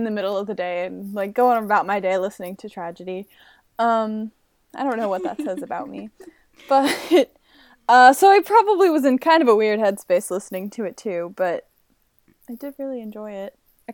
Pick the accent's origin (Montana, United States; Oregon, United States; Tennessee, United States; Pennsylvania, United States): Pennsylvania, United States; moved away as an adult; also born or lived in New York; I grew up in Pennsylvania